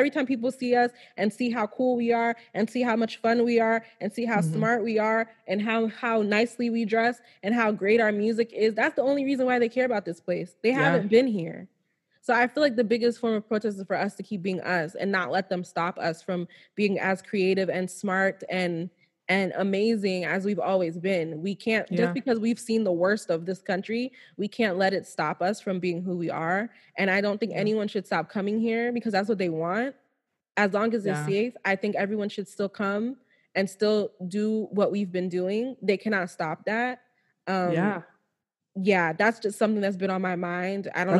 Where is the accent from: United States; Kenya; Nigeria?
Nigeria; Every last Nigerian, we are the shit. Like, I'm not even trying to say that because I'm Nigerian.